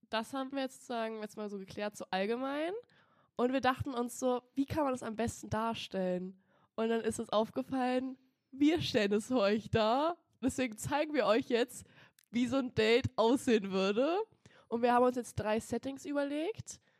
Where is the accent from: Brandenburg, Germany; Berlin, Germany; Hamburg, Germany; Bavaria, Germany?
Berlin, Germany; Ja, oh mein Gott, ich komme aus Berlin.